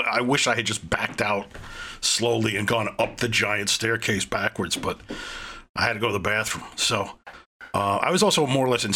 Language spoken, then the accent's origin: English; New York City, New York, United States; also born or lived in Manhattan; I grew up in Brooklyn, and then in 1982, I went to high school in Manhattan